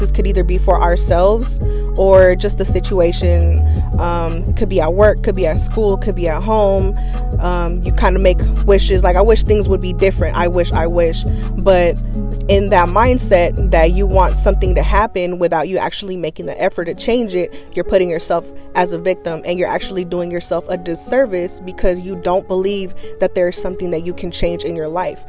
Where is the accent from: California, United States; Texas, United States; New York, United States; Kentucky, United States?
California, United States; Oakland; also born or lived in Mexico; I was born in Mexico, but I've been here living in the east side of Oakland my whole life